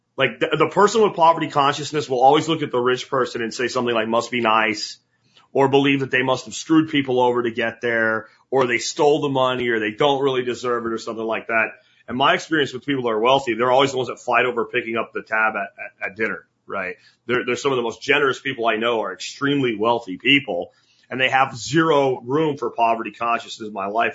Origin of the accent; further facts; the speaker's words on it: Pennsylvania, United States; moved away as an adult; the little town I grew up in Pennsylvania